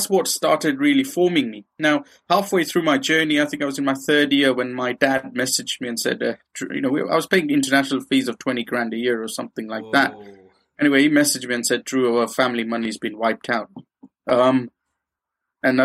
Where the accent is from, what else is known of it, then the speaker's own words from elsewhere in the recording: Kenya; moved away as an adult; now in United Kingdom; I grew up in Kenya